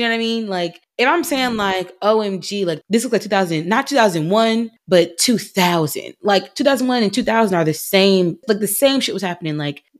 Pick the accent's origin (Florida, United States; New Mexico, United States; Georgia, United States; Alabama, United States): Georgia, United States; born or raised there; now in California, United States